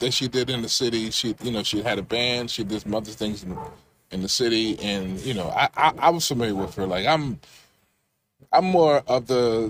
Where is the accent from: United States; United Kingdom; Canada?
United States; Baltimore, Maryland; moved away as an adult; now in Silver Spring, United States; I'm a West Side baby myself. You know, born in the East, raised in the West. You know, Emerson Village